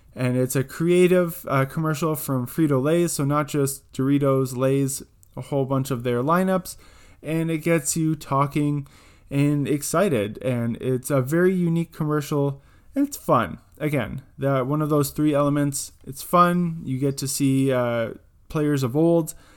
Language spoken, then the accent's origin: English; Almonte, Ontario, Canada; just outside of my hometown in Almont, Ontario